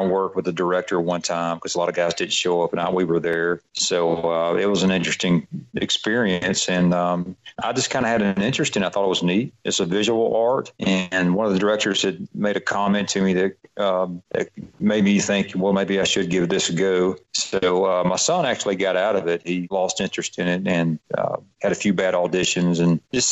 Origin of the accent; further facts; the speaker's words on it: Atlanta, Georgia, United States; accent: Southern; I'm from Atlanta